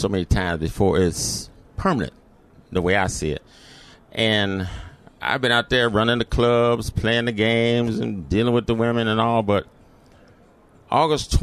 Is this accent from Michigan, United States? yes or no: yes; Detroit, Michigan, United States; I grew up in the city of Detroit, went to Detroit public schools here